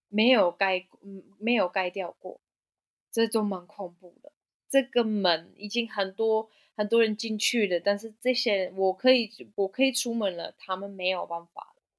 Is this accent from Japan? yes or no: no; Germany; Chinese is a second language; moved away as an adult; also born or lived in Hualien, Taiwan; now in Taiwan; 因为我是德国人